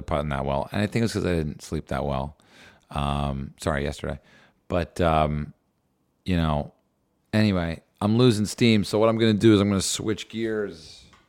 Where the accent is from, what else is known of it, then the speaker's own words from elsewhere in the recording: New Jersey, United States; I grew up in New Jersey.